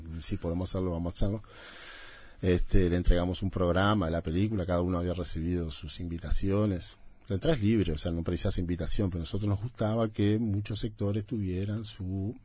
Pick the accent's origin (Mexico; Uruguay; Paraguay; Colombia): Uruguay; Montevideo; yo soy de ese bar soy del oeste no soy nacido en la Teja viví 30 años en la Teja